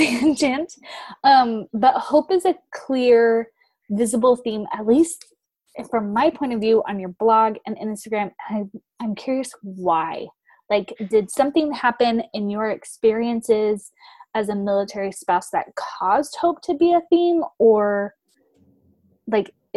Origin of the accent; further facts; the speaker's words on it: California, United States; moved away as an adult; also born or lived in Idaho / Utah; now in Kentucky, United States; I grew up in California, and then we did Idaho and Utah, where our other areas that we lived when we were married, and now we're in Kentucky